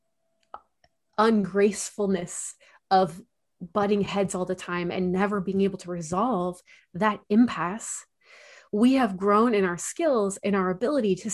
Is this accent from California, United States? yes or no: yes; Central Coast of California, United States; moved away as an adult; also born or lived in Chicago area; I grew up in the Central Coast of California